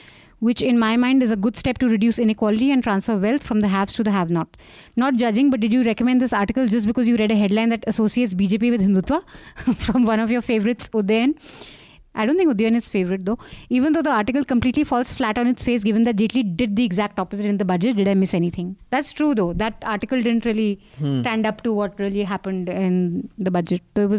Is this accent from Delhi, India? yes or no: yes; Delhi, India; I'm a Punju from Delhi, so you can trust me to love my gobi, mooli, aloo, methi parathas, especially with fresh white butter.